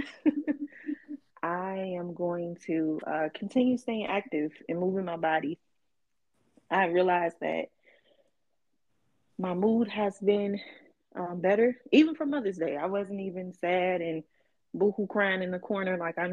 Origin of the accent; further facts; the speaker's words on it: Chicago, Illinois, United States; moved away as an adult; also born or lived in California; Chicago is always home